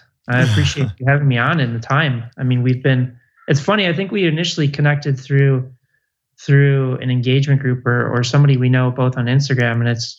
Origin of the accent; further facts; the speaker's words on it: Chicago, Illinois, United States; now in West Hollywood, United States; Chicago, Illinois.